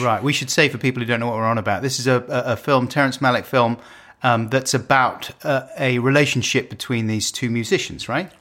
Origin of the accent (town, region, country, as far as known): United Kingdom